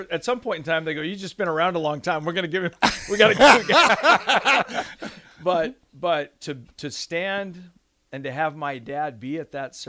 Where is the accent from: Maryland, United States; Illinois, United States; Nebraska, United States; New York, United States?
Nebraska, United States; Lincoln; Right here in Lincoln, Nebraska.